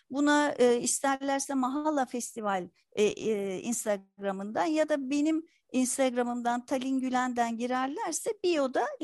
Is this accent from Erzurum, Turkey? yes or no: no; Istanbul, Turkey; Dediğiniz gibi 1967 İstanbul Kurtuluş doğumluyum. Çocukluğum Kurtuluş'ta geçti. Halen de Şişli bölgesinde yaşıyorum.